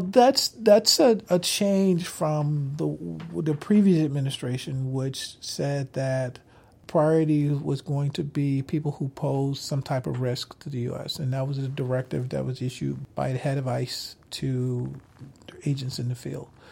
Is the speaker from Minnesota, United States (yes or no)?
yes; Minneapolis, Minnesota, United States; Minneapolis and my hometown